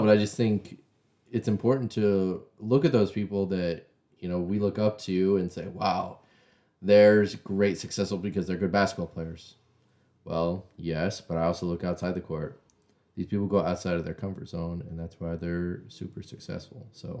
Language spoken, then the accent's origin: English; Oakland, California, United States; Again, I grew up in Oakland.